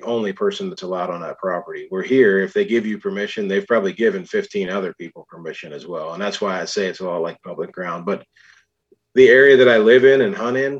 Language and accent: English; Grand Valley, Pennsylvania, United States; I grew up in Grand Valley, Pennsylvania, which is Warren County